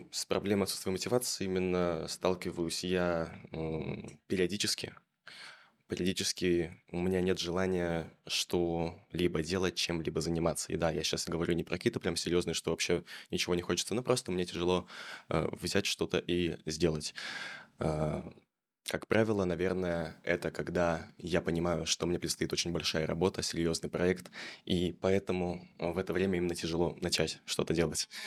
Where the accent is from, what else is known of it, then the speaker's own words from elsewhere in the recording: Chelyabinsk, Chelyabinsk Oblast, Russia; Я из Челябинска. Я из Челябинска